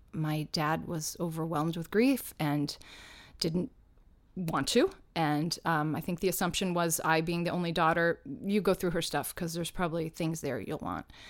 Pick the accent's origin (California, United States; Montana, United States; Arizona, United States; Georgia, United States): Georgia, United States; Atlanta; now in New York City, United States; as a kid when I was growing up in Atlanta doing professional children's theater